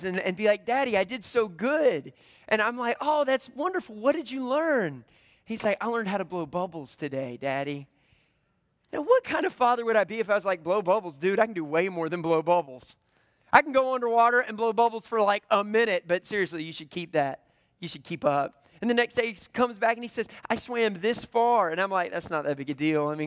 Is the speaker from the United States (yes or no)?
yes; the Bible Belt, United States; I grew up in the Bible Belt